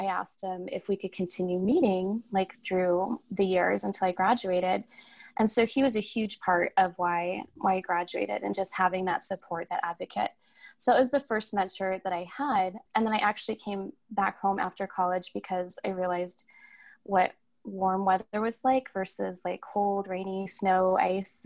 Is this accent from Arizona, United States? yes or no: yes; Tucson, Arizona, United States; I was born and raised in Tucson